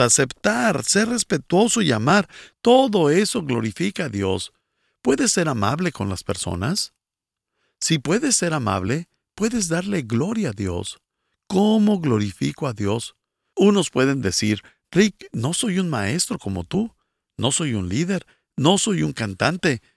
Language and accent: Spanish; Bolivia; soy de Bolivia